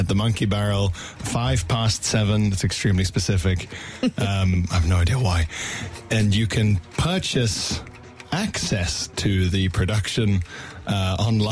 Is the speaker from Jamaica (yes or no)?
no; Isle of Man; also born or lived in Johannesburg, South Africa; Originally South Africa, but we moved when I was very young to the Isle of Mann